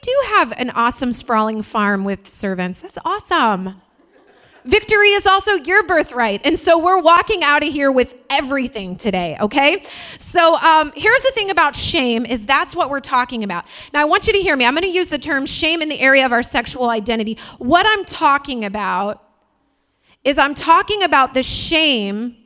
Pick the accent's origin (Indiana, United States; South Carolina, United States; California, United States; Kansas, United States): Indiana, United States; accent: Midwest; moved away; also born or lived in Queens, New York; I'm from Indiana